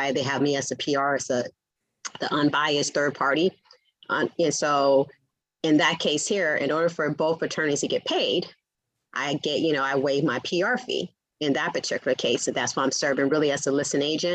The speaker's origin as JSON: {"language": "English", "area": "the Valley", "region": "California", "country": "United States", "tie": "born or raised there", "accent": "Southern accent meets the Valley girl accent", "said": "I'm a California native. I was raised in the Valley, but my parents are from Louisiana, so I have a Southern accent meets the Valley girl accent"}